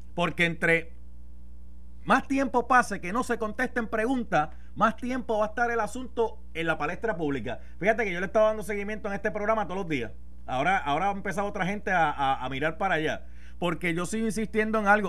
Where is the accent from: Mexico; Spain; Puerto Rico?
Puerto Rico; Carolina; yo soy de Carolina, tierra de gigantes